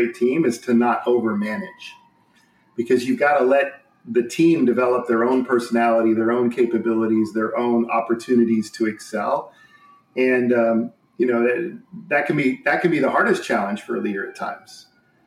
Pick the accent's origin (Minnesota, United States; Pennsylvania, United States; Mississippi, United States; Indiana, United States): Indiana, United States; born and raised in Indiana